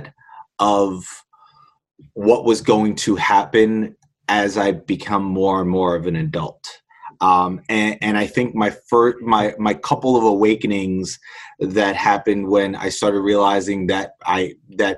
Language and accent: English; New York, United States; I am a kid from Queens